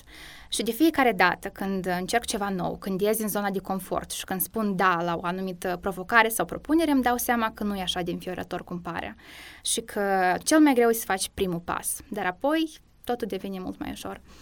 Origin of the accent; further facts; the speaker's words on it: Moldova; moved away as an adult; now in Cluj-Napoca, Romania; eu sunt prima din Republica Moldova